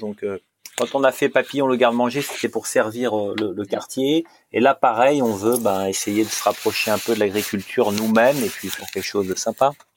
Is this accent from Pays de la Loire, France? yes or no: no; Normandy, France; je suis normand